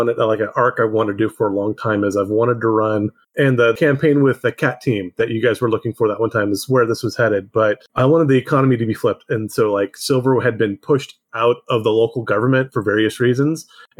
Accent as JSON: {"language": "English", "region": "Central California", "country": "United States", "tie": "born or raised there", "said": "I grew up in Central California."}